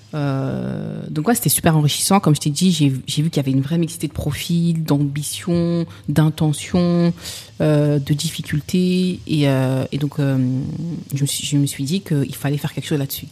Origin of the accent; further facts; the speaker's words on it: Sevran, Île-de-France, France; j'ai grandi à Sevran.